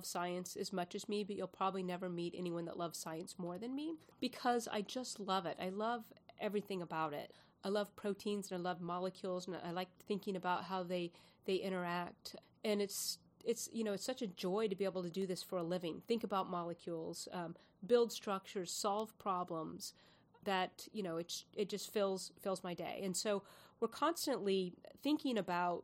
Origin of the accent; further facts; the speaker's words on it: Houston, Texas, United States; also born or lived in San Antonio, Texas; I grew up in Houston, Houston and San Antonio, and it's really hot there